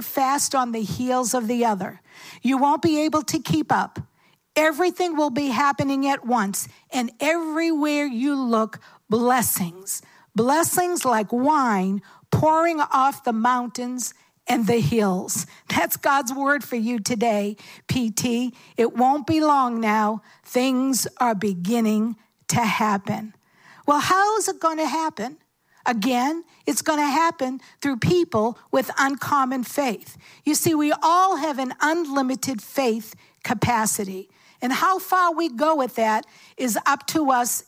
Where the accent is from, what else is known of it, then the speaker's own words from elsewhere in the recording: Cambridge, Massachusetts, United States; I grew up in Cambridge